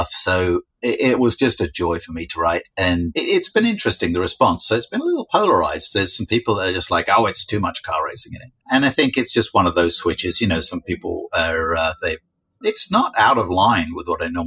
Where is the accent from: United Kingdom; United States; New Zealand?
United Kingdom; Well, I'm British. We have to.